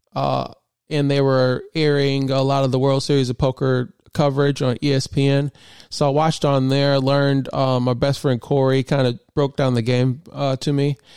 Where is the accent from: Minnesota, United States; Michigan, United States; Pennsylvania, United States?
Michigan, United States; Grand Blanc; I grew up in Michigan. And I went to high school in, in a high school called Grand Blanc High School in Grand Blanc, Michigan